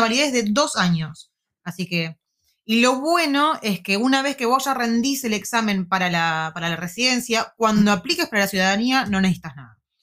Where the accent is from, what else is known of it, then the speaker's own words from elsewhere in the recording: La Plata, Buenos Aires Province, Argentina; moved away as an adult; now in Wellington, New Zealand; Soy de La Plata, no, un platense